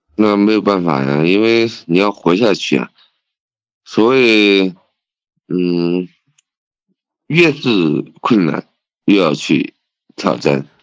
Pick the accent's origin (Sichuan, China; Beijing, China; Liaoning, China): Sichuan, China; Leshan; also born or lived in Lhasa, Tibet; 因为我是四川人，那我可以用一个，一句四川话来形容